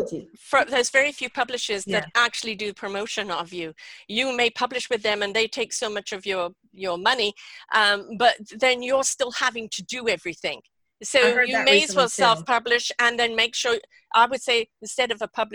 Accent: Canada; And I'm Canadian, for Christ's sake, and I get worked up over this.

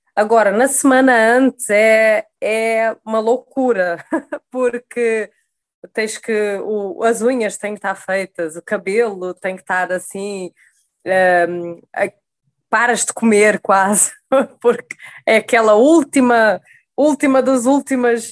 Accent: Sesimbra, Setúbal, Portugal; now in Rio de Janeiro, Brazil; eu sou de Sesimbra, Portugal, moro no Rio de Janeiro

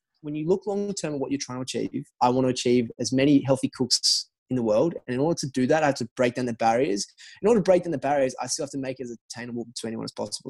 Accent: Australia; moved away as an adult; now in United States; growing up in Australia

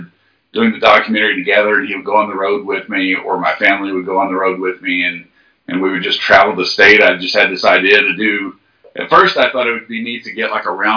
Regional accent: Crothersville, Indiana, United States; I'm originally from Jackson County, a small town called Crothersville High School is where I went to high school at.

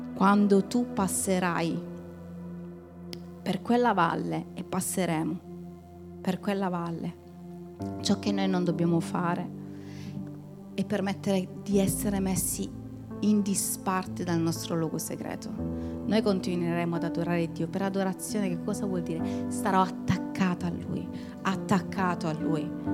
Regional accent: Calabria, Italy; noi come calabresi

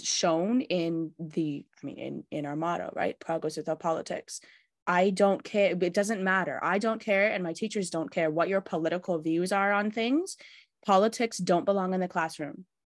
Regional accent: Canada; I'm Canadian born and bred

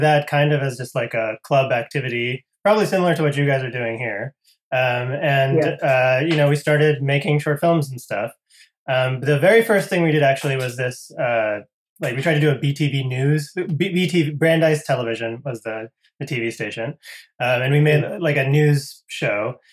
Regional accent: Connecticut, United States; moved away as an adult; also born or lived in Boston, Massachusetts; I grew up in Connecticut, which is uh, pretty close to there.

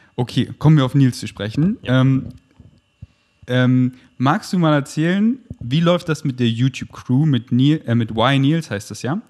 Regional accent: Munich, Bavaria, Germany; moved away as an adult; now in Berlin, Germany; Bin in München groß geworden

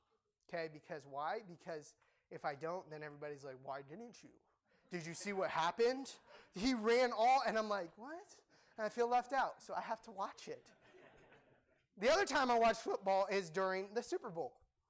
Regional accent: Cambodia; Okay, I grew up in Cambodia, and people, when I say football, they'd be like, football, yeah, football.

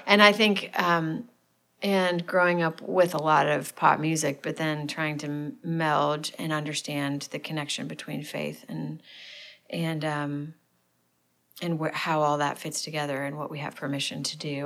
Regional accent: St. Louis, Missouri, United States; now in Nashville, United States; I'm from St. Louis. Um, big family. We kind of grew up in the suburbs

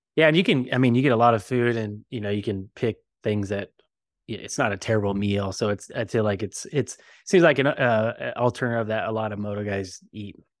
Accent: Bakersfield, California, United States; I'm from Bakersfield, so I guess I'm Sin Cal

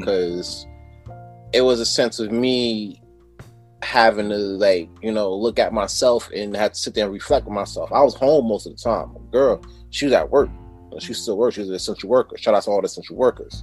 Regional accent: New York City, New York, United States; moved away as an adult; now in Poughkeepsie, United States; originally I'm from Brooklyn

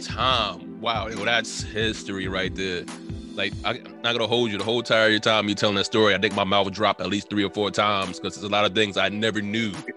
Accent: Teaneck, New Jersey, United States; I'm from Teaneck. Went through the whole entire Teaneck public school system

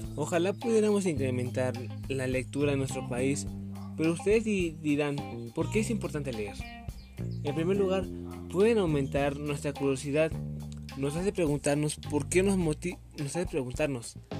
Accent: Mexico; como mexicanos

